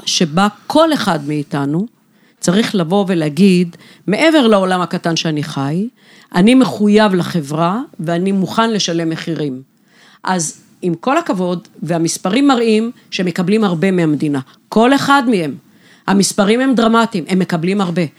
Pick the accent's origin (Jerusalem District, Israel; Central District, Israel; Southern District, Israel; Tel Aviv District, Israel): Southern District, Israel; Beersheba; גדלתי, גדלתי בבאר שבע, בשכונה ד'